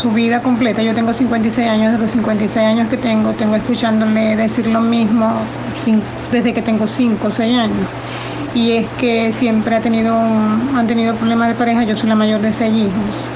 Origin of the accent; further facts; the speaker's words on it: Venezuela; moved away; Yo soy venezolana y vengo acá a tiempo y mis padres ya están muy mayores y están en Venezuela